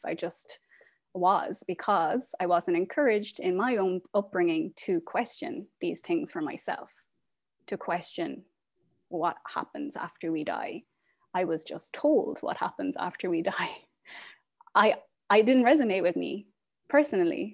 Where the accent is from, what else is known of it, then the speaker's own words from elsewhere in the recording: Ireland; moved away as an adult; now in Portland, United States; I am originally from Ireland. I am currently living in Portland, Oregon